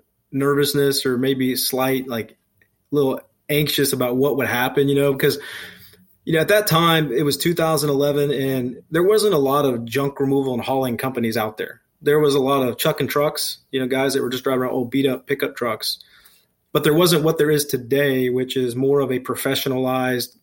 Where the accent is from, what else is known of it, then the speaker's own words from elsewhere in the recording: Speedway, Indiana, United States; also born or lived in Eielson Air Force Base, Alaska; I grew up in Speedway on the west side of Indianapolis.